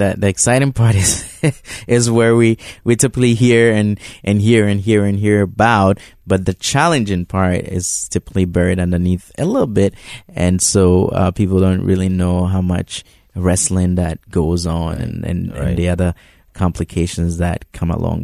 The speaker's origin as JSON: {"language": "English", "country": "Ghana", "tie": "born or raised there", "moved": "yes", "said": "Reverend Mark and I um, go all the way back to high school, and um, you know, growing up in Ghana"}